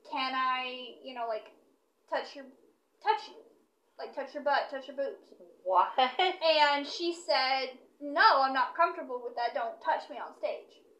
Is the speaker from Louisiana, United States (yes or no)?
no; Kentucky, United States; I'm from Kentucky.